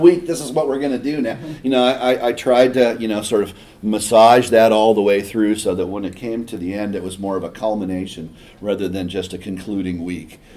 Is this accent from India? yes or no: no; Eugene, Oregon, United States; I grew up in Eugene.